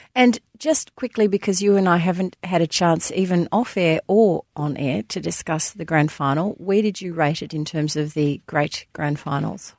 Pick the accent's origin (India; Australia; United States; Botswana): Australia; being an Aussie